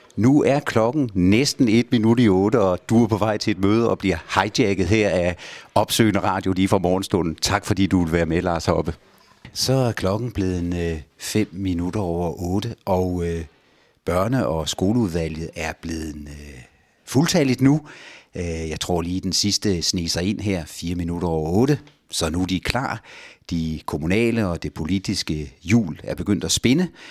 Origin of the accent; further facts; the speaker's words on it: Holme-Olstrup, Zealand, Denmark; ude fra Holme-Olstrup, hvor jeg kommer fra